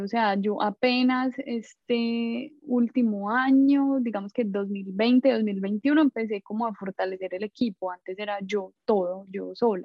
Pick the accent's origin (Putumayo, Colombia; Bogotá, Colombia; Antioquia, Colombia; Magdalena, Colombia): Antioquia, Colombia; Medellín; moved away as an adult; now in New York, United States; soy de Medellín